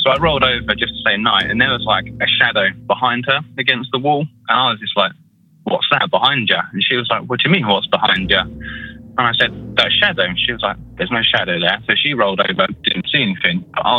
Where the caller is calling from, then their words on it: United Kingdom; from UK.